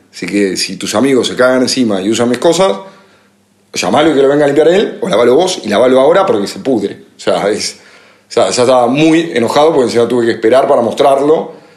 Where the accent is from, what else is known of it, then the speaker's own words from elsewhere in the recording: Argentina; moved away; por ser argentino